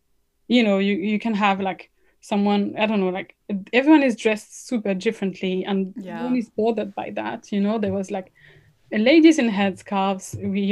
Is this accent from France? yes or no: yes; France; accent: French; first language French; English is a second language; moved away as an adult; now in London, United Kingdom; my parents are Moroccan, I was born and raised in France, but now I live in London.